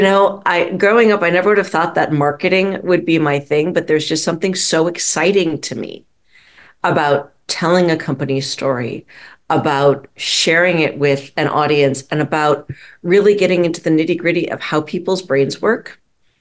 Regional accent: Minneapolis, Minnesota, United States; also born or lived in St. Louis, Missouri; I was raised primarily in Minneapolis, Minnesota. We moved there when I was about six.

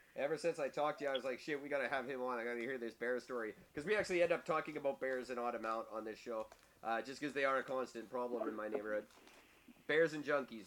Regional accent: Canada; I'm from Canada.

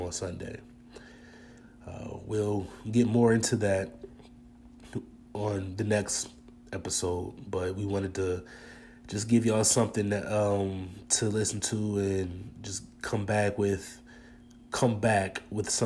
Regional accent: Harrisburg, Pennsylvania, United States; also born or lived in California; now in New Orleans, United States; I'm from Harrisburg, Pennsylvania, and lived in California from 2013 to 2019

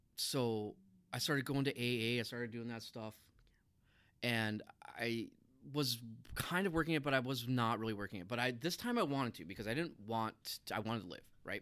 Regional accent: Minot, North Dakota, United States; I grew up in Minot

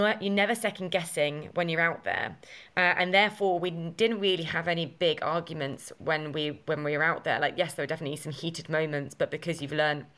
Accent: Essex, East of England, United Kingdom; my hometown in Essex

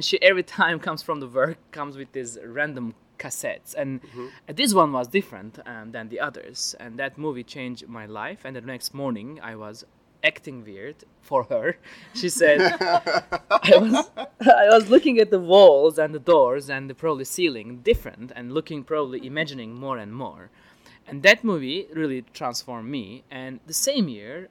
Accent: Istanbul, Turkey; I'm originally from Istanbul, Turkey

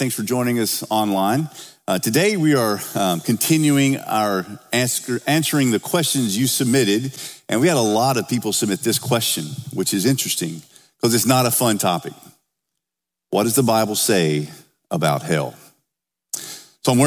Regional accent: the South, United States; now in Oakville; I'm from the South

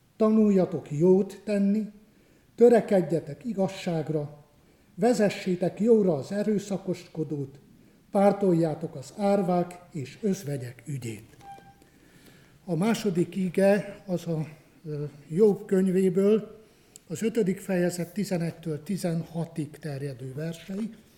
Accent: Romania; moved away as an adult; also born or lived in Cluj-Napoca, Romania; ahol én születtem, a Királyhágó melléki gyülekezetekben

